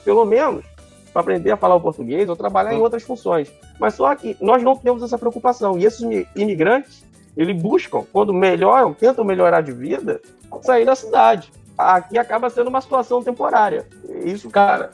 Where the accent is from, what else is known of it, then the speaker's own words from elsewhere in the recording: Rio de Janeiro, Brazil; also born or lived in Moscow; Nós já nascemos no Rio de Janeiro